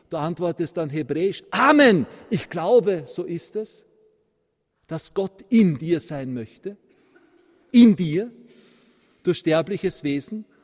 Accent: Vienna, Austria; born there; ich bin gebürtiger Wiener, dass ich von meinem Akzent manchmal für einen Bayern gehalten werde.

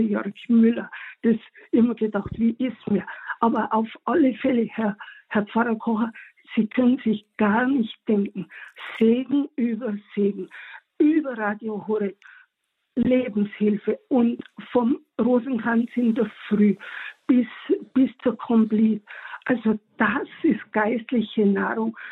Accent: Tyrol, Austria; moved away as an adult; also born or lived in Munich, Bavaria, Germany; bin ich dann mit meiner Familie, natürlich mit meinem besten Stück, meinem Mann aus Bayern wieder zurück in meine Heimat nach Tirol

